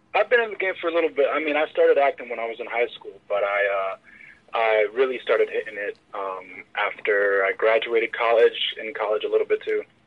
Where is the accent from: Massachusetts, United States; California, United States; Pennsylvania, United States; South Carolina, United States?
Pennsylvania, United States; Philadelphia; I was born in Philadelphia, PA